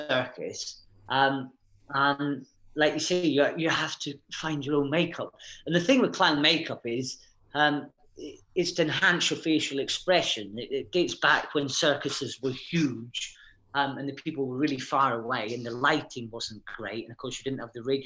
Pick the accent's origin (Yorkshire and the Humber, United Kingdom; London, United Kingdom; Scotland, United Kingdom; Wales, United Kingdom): Scotland, United Kingdom; Aberdeen; moved away; I grew up in Aberdeen, up in Scotland